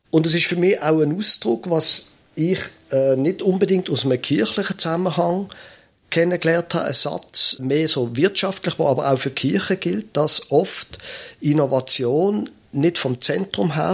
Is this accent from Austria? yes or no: no; Basel, Basel-Stadt, Switzerland; ich bin ein Basler, ich bin ein Städter von meiner Herkunft her